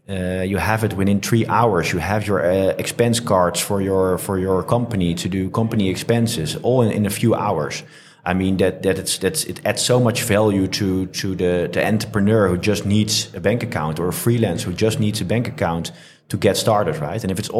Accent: France; Originally from France, but we're really positioned as a European company.

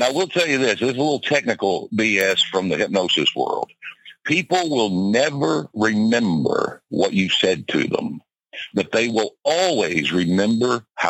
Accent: Lexington, Kentucky, United States; also born or lived in Georgia / Panama City Beach, Florida; At the moment, I am in Kentucky, and I am from Kentucky. Kentucky is my home, Lexington, but we have a place in Georgia, and we also have a home in Panama City Beach, Florida.

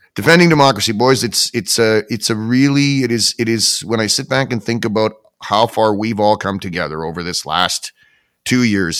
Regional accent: Canada; as a Canadian, right, as a Canadian taxpayer and somebody who relies on my government

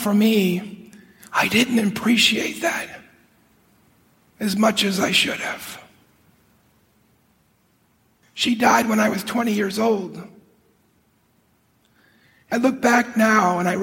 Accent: Chicago, Illinois, United States; I grew up in Chicago

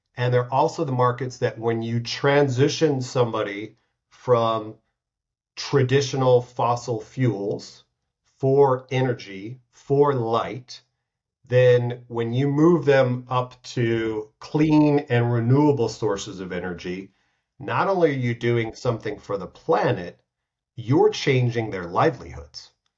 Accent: United States; now in Switzerland; I'm from the States

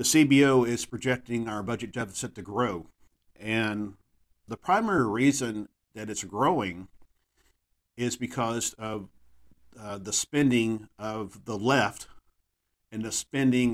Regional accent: Texas, United States; my home state of Texas

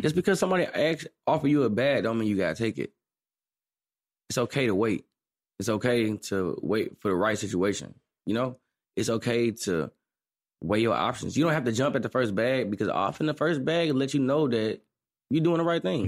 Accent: St. Louis, Missouri, United States; I'm from Saint Louis, Missouri.

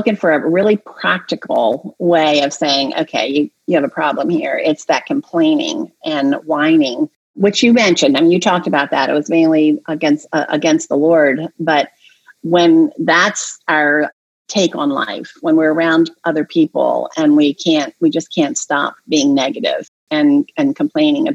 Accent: Delaware, United States; I grew up in Delaware

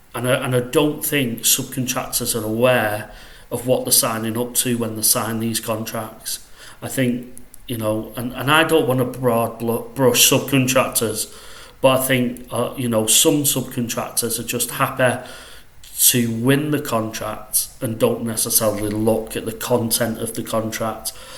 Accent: Salford, North West England, United Kingdom; accent: northwest; I'm from Salford, if you know where that is, uh, just outside Manchester. So, uh, yeah, that's where I'm from. That's where I currently am.

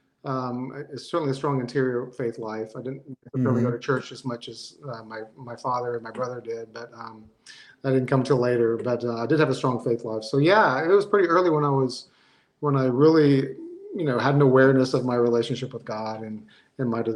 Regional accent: Marietta, Georgia, United States; also born or lived in Monroe, Georgia; I grew up in Marietta, actually, which is just northwest of Atlanta, one of the suburbs northwest of Atlanta. And so I've been in the Atlanta area all my life

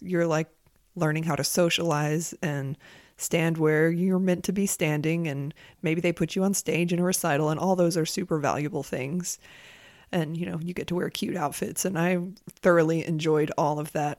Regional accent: Monroe, North Carolina, United States; also born or lived in San Francisco; now in South Carolina, United States; Monroe, North Carolina, which is where I'm from

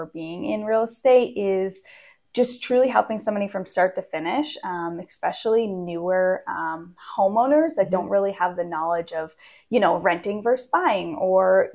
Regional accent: Maine, United States; moved away as an adult; also born or lived in Pennsylvania / Virginia / Maryland; now in West Virginia, United States; So I grew up actually in Maine. I was born and raised in Maine for 25 years

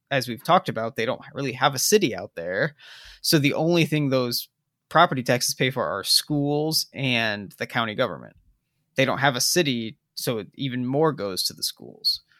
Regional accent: South Bend, Indiana, United States; my hometown

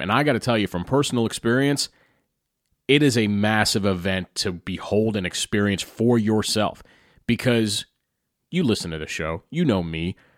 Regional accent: Carlisle, Pennsylvania, United States; in my hometown of Carlisle, Pennsylvania

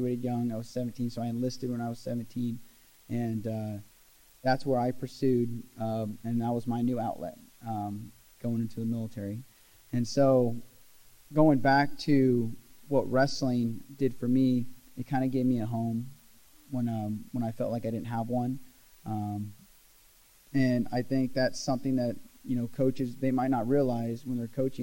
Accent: Glendale, Oregon, United States; Grew up in Glendale, Oregon. Small town, kind of a logger's town

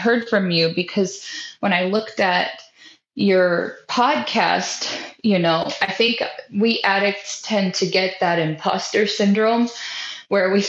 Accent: Sitka, Alaska, United States; moved away as an adult; also born or lived in California / Oklahoma; now in North Carolina, United States; I was born in California, but I moved to Alaska when I was so young. And so lived there my entire life

